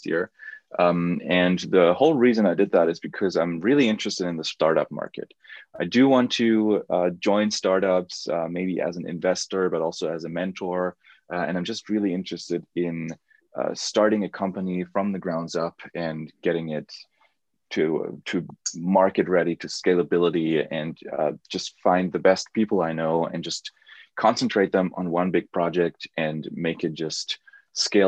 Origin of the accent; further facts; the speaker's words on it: Germany; I'm from Germany